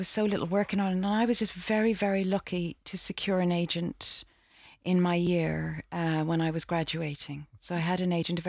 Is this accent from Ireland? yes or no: yes; Dublin, Leinster, Ireland; moved away as an adult; I'm from Dublin in Ireland. I trained in Ireland in the Gaiety School of Acting there.